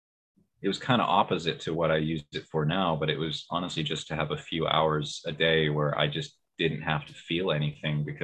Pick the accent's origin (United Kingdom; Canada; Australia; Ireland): Canada; also born or lived in Vancouver; I'm from the West Coast